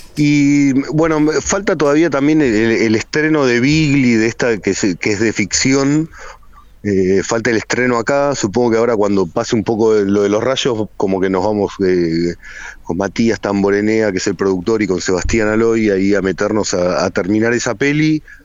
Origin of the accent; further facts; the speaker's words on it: Hurlingham, Buenos Aires Province, Argentina; mi adolescencia en Hurlingham